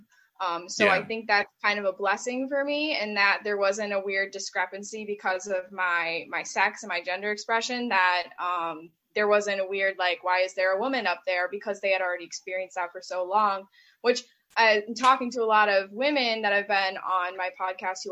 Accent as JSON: {"language": "English", "town": "Clarence", "region": "New York", "country": "United States", "tie": "born or raised there", "lives_now": "Greece, New York, United States", "said": "I'm from Clarence, New York, which is about 20 minutes north of Buffalo-ish"}